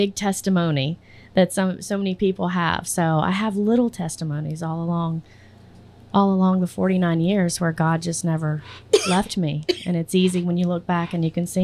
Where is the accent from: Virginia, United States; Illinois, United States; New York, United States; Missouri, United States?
Virginia, United States; Virginia Beach; also born or lived in Southampton County, Virginia; I'm from the coast